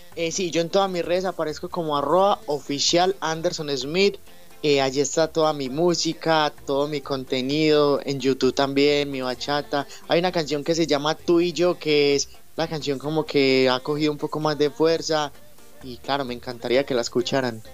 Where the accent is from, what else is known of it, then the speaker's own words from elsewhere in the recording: Medellín, Antioquia, Colombia; yo soy de Medellín, Colombia